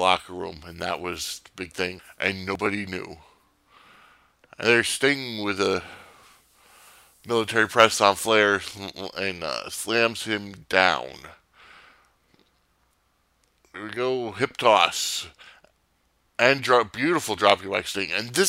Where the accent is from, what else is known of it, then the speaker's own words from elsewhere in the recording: Northeast, United States; growing up in the Northeast, we never had WCW syndicated shows.